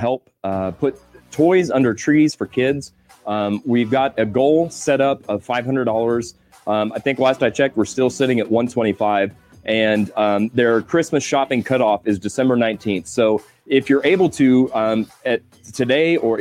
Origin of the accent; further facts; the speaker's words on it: Missouri, United States; I'm a hillbilly from Missouri.